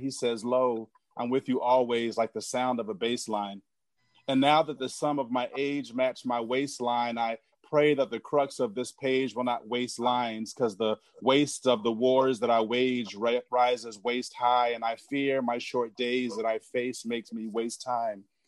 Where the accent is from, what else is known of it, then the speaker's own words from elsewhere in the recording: Philadelphia, Pennsylvania, United States; now in Suitland, United States; I live in Suitland, Maryland, but I grew up in in Philadelphia